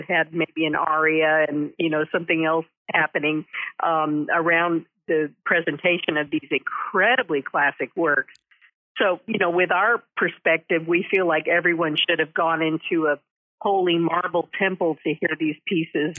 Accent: Denton, Texas, United States; moved away as an adult; also born or lived in New Haven, Connecticut / New York City / Washington, D.C.; I'm a native Texan, um, and I grew up in Denton

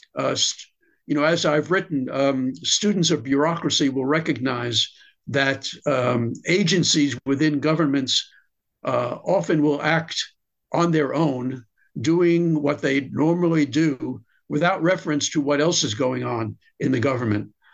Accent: United States; I'm an American

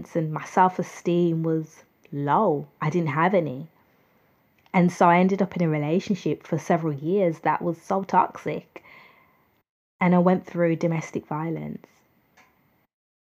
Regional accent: United Kingdom; I'm from the United Kingdom

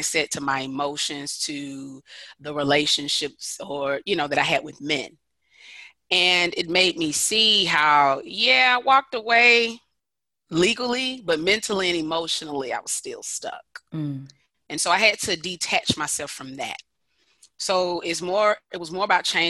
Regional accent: Decatur, Georgia, United States; I'm from Decatur, Georgia, which is a little bit outside of Atlanta. Born and bred here.

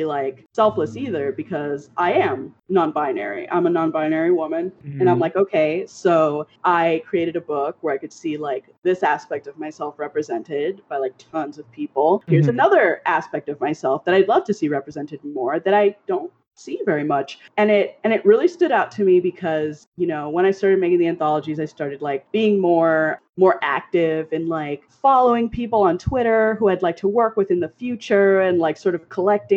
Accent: Miami, Florida, United States; moved away; also born or lived in Pacific Northwest; I grew up in Miami

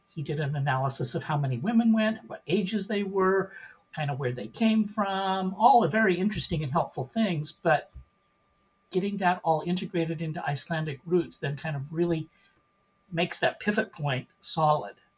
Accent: Portland, Oregon, United States; moved away as an adult; also born or lived in Seattle, Washington; now in Indianapolis, United States; born and raised in Portland, Oregon

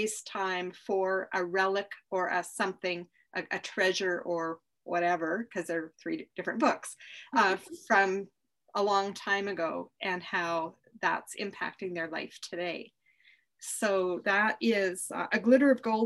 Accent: Canada; I'm Canadian

